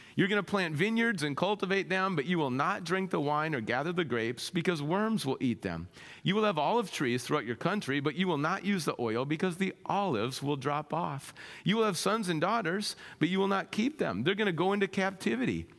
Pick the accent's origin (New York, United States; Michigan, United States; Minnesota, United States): Minnesota, United States; moved away; I grew up in Minnesota.